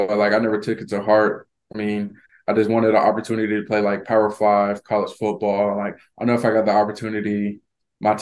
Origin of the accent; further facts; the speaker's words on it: Florida, United States; moved away; I'm from Florida